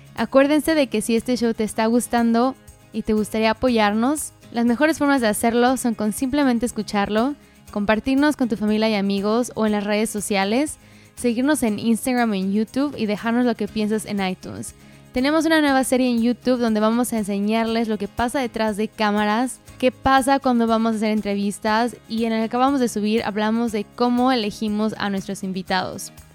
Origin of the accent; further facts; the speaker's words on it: United States; yo nací en Estados Unidos